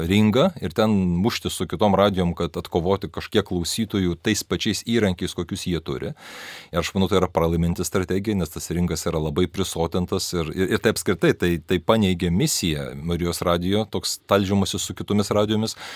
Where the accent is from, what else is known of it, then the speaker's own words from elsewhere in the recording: Lithuania; visi mes lietuviai vienai per kitaip iš kaimo.